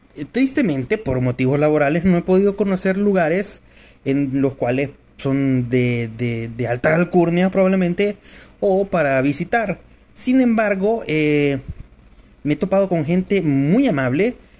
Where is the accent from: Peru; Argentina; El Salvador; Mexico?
El Salvador